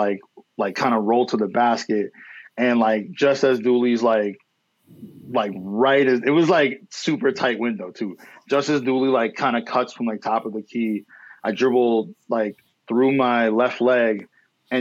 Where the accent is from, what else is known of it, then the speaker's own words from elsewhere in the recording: New York, United States; I'm from Lower East Side.